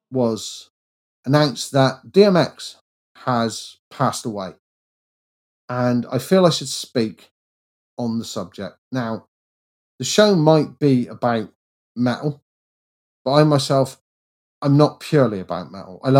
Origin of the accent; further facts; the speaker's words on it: England, United Kingdom; I'm English and I'm white